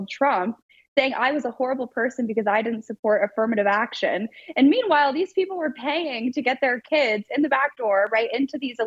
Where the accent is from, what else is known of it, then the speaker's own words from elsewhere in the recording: Los Angeles, California, United States; I grew up in Los Angeles